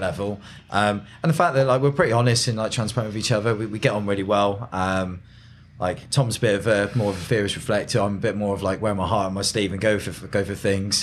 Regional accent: Peasedown St John, South West England, United Kingdom; I grew up in Pete's Town, Saint John.

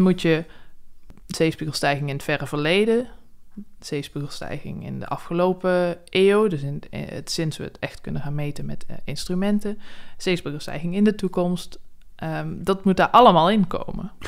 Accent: South Limburg, Netherlands; moved away; also born or lived in Wageningen; ik kom uit Zuid-Limburg oorspronkelijk

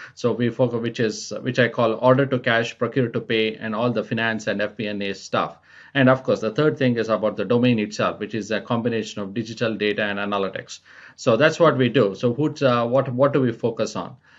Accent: India; moved away as an adult; also born or lived in France / United States; now in Spain; I was born and raised in India

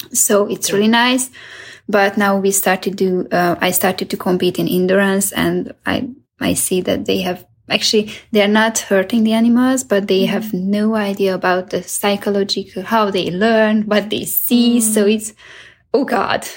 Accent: Hungary; I'm from Hungary

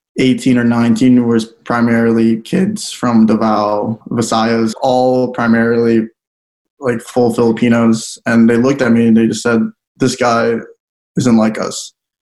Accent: United States; felt that if I didn't grow up in the States, I think my mentality would have been a lot different if I grew up in the Philippines

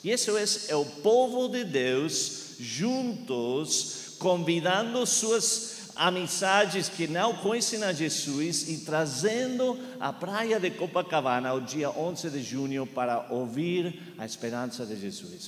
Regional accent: Argentina; first language Spanish; Portuguese is a second language; now in Charlotte, United States; fui criado em Argentina falando eh, espanhol, então eh, eu estou aprendendo português

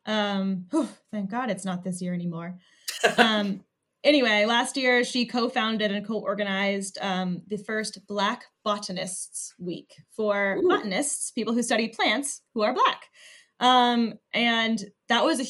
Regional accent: Michigan, United States; I'm from Michigan

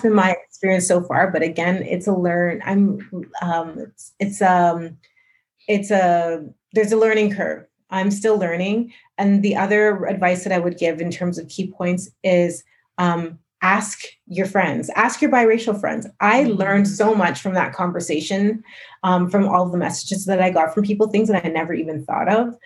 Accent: Calgary, Alberta, Canada; growing up in Calgary

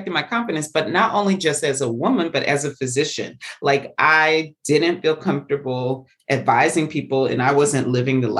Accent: the South, United States; I was as a Southerner

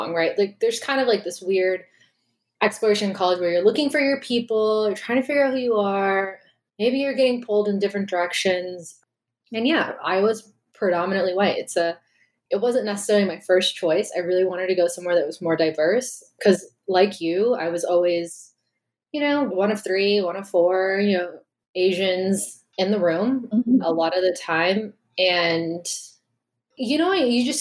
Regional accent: Chicago area, Illinois, United States; also born or lived in Iowa; we're both from the Chicago area

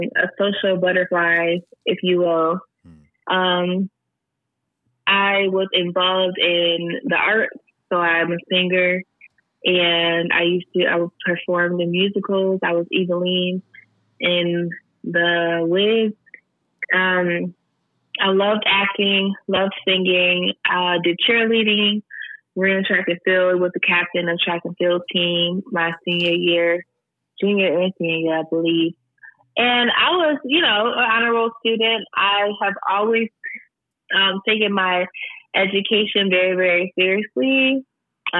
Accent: Syracuse, New York, United States; also born or lived in DeWitt, New York / Rochester, New York; I was born and raised in Syracuse, New York

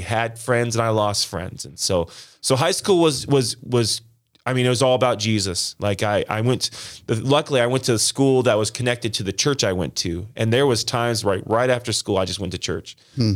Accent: Las Vegas, Nevada, United States; now in Green Bay, United States; I was born and raised in Las Vegas

